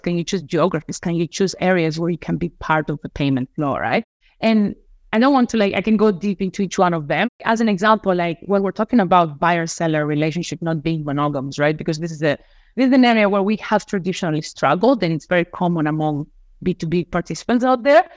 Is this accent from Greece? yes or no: yes; Crete, Greece; moved away as an adult; now in United States; I was born and raised in Crete in Greece